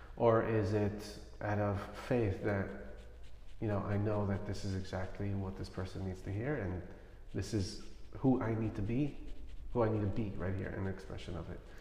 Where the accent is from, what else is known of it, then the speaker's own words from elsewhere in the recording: New York City, New York, United States; I grew up in Crown Heights